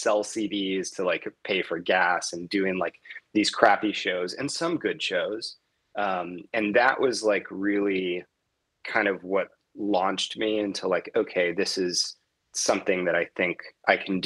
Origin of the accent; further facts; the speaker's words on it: Miami, Florida, United States; moved away as an adult; now in Las Vegas, United States; I grew up in Miami pretty much from like age 9 till I went off to college.